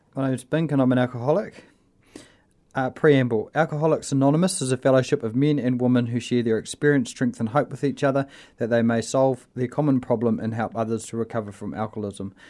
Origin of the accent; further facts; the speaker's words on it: Invercargill, Southland, New Zealand; I was brought up in Invercargill